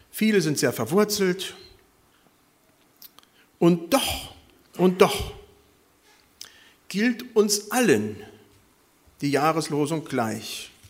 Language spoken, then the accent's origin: German; Ecuador; born there; moved away; Wie gesagt, ich bin in Ecuador geboren worden, habe immer noch Kontakt dahin